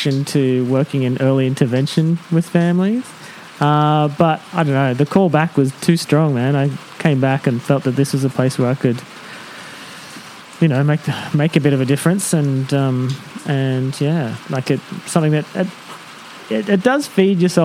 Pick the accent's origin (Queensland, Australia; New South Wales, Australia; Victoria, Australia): New South Wales, Australia; Tamworth; A place called Tamworth, just on the edge of Tamworth.